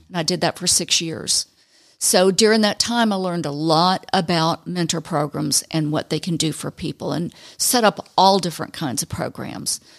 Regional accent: Fulton County, Georgia, United States; moved away as an adult; also born or lived in Panama City, Florida; I grew up in Fulton County

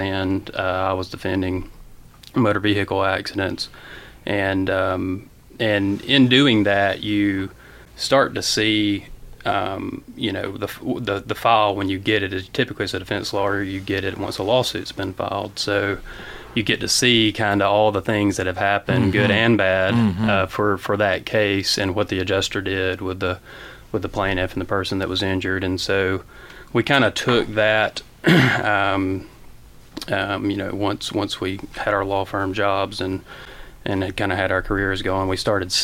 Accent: Gainesville, Georgia, United States; We grew up here in Gainesville Public Schools, and Ronny's North Hall, I'm East Hall

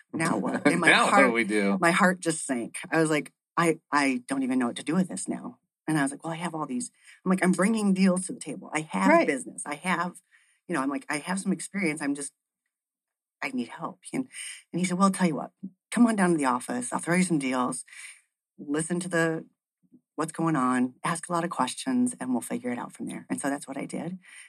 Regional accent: Ann Arbor, Michigan, United States; So I've been doing real estate for 20 years as well. I came from Ann Arbor, Michigan in 1992.

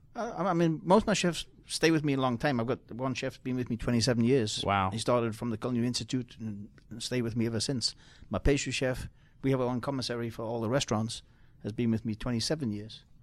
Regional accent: Newcastle upon Tyne, North East England, United Kingdom; now in United States; I'm from uh, Newcastle, England, on the border of Scotland

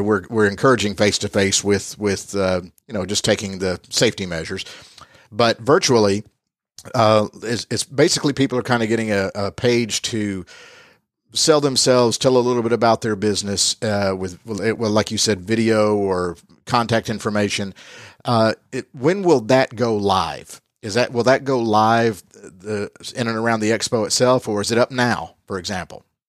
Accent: the South, United States; that's what we say down south.

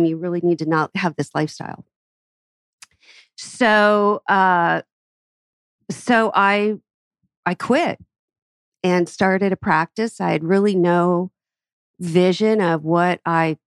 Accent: Atlanta, Georgia, United States; my hometown. We have great businesses in Atlanta.

